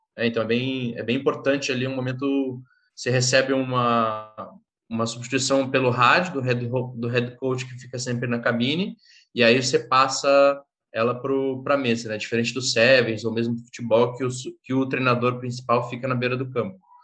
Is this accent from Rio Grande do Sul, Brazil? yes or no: yes; Porto Alegre, Rio Grande do Sul, Brazil; eu sou do San Diego, né, lá do, de Porto Alegre, no Rio Grande do Sul